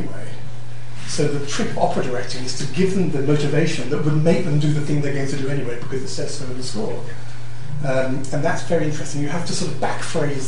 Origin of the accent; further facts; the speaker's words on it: Croydon, London, United Kingdom; I'm from Croydon